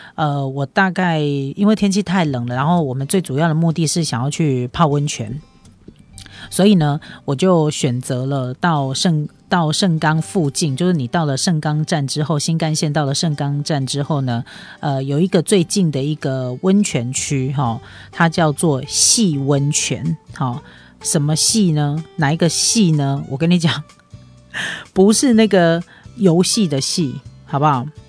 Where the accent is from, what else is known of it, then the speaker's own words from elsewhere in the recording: Taiwan; 我们台湾人